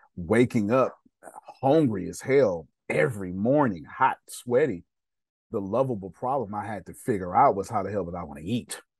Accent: Texas, United States; I failed the fifth grade, and I failed the sixth grade back to back in Texas. I'm from Texas

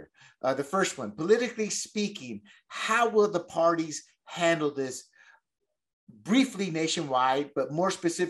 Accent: the South, United States; I'm not going to say women of color, because I come from the South. There's a lot of trailer parks there. You know, there's a lot of poor white people.

